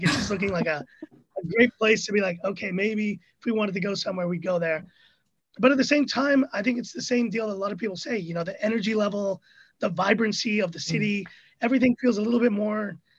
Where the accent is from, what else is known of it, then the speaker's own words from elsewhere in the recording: Hong Kong; also born or lived in Manila, Philippines; I'm from El Salvador, but I was born in Manila, but I lived in Hong Kong, and I went to international school, and I sound American only because my school was American and my friends were American, but I'm from Hong Kong.